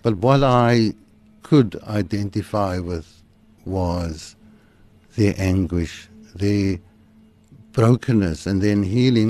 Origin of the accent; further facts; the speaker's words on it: Cape Town, Western Cape, South Africa; also born or lived in Woodstock, Cape Town; I grew up in Manenberg. Uh, I was born in Woodstock, and at the age of two, we moved to Manenberg.